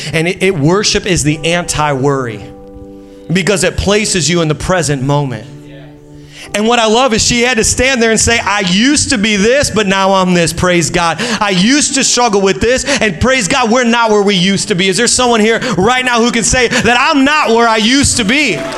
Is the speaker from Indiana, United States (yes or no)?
yes; Indiana, United States; moved away as an adult; now in Long Island, United States; Julie and I are originally from Indiana